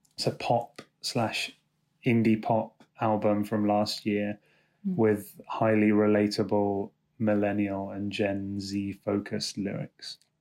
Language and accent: English; London, United Kingdom; I'm from London.